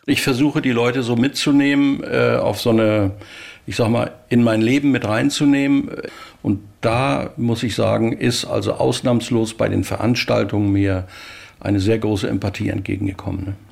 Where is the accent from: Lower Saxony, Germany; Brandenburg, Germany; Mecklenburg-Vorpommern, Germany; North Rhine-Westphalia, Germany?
Mecklenburg-Vorpommern, Germany; Rostock; ich bin also 1951 in Rostock geboren, habe mein Abitur dort gemacht und bis zum Abitur bei meinen Eltern gewohnt